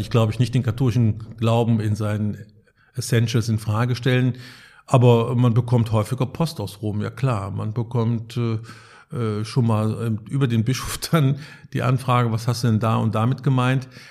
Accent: Cologne, North Rhine-Westphalia, Germany; now in Münster, Germany; Ich komme aus Köln, der treuesten Tochter Roms, wie es im Stadtwappen heißt.

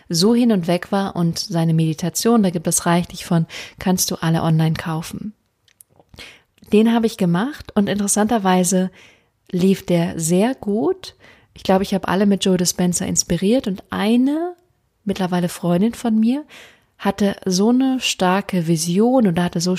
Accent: Freiburg, Baden-Württemberg, Germany; Ähm, ich komme ursprünglich aus Freiburg, das heißt, ich wohne direkt um die Ecke.

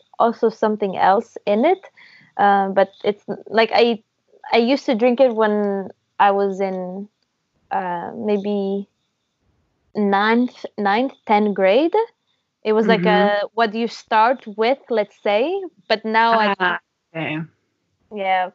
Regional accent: Thessaloniki, Central Macedonia, Greece; moved away as an adult; also born or lived in Milan, Italy; now in Berlin, Germany; Thessaloniki. It's my hometown

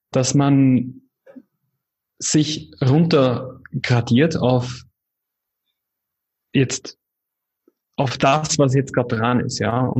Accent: Wiener Neustadt, Lower Austria, Austria; now in Indonesia; Coworking Space in Wiener Neustadt, wo ich äh, in meiner Heimatstadt in Österreich, wo ich dann äh, sehr gerne wirken würde.

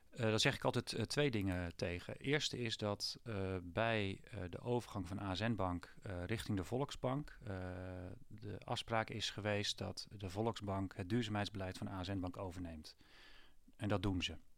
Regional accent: Putten, Gelderland, Netherlands; ik ben zelf opgegroeid in Putten bij een boerderijschooltje Hoef

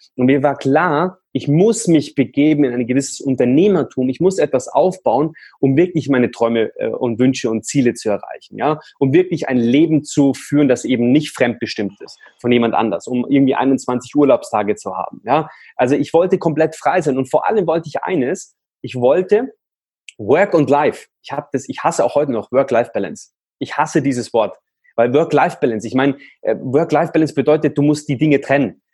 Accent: Munich, Bavaria, Germany; Ich komme aus München

